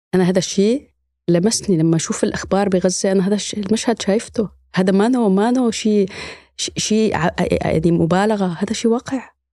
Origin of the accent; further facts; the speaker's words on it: Idlib, Idlib Governorate, Syria; moved away as an adult; now in Germany; أنا من مدينة إدلب في سوريا